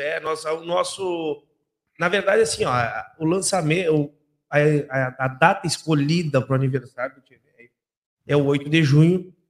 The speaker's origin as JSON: {"language": "Portuguese", "town": "Santana do Livramento", "region": "Rio Grande do Sul", "country": "Brazil", "tie": "born or raised there", "said": "depois nós nos mudamos para o Prado, aqui para São da Gama, e eu vivo a minha vida inteira no Prado"}